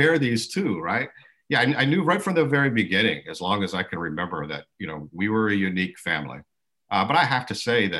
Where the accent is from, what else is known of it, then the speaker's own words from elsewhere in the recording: West Michigan, United States; first language American Sign Language; English is a second language; also born or lived in Colorado; I grew up here in Michigan, in West Michigan